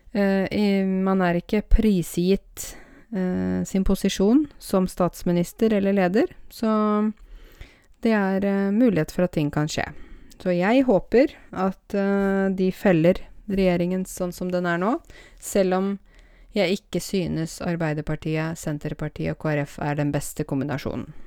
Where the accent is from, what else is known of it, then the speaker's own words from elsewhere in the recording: Norway; jeg er norsk og er født her